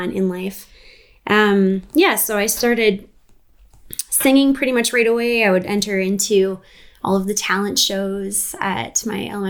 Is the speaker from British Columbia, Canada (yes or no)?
yes; Prince George, British Columbia, Canada; I'm actually from Prince George. I was born and raised here